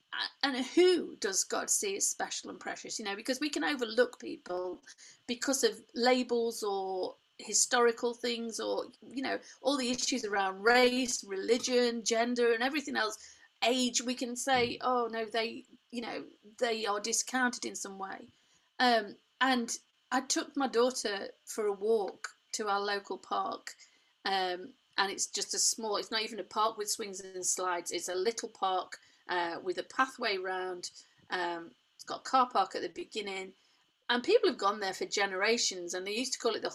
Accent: Derbyshire, East Midlands, United Kingdom; I was born in Derbyshire, grew up in Derbyshire

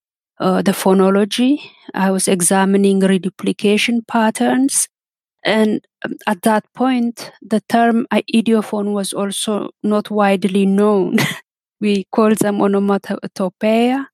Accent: Ethiopia; first language Amharic and Wolaitta; English is a second language; moved away as an adult; now in Netherlands; as someone who is born and brought up in Ethiopia

